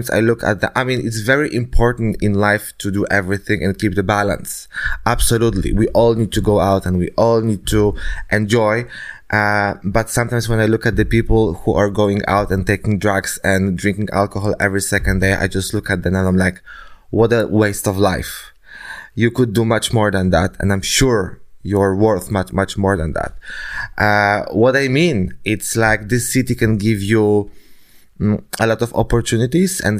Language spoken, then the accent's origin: English; Denmark; not only in the, in the, in my country when I was born or in Denmark when I was growing up. I just like wanted more.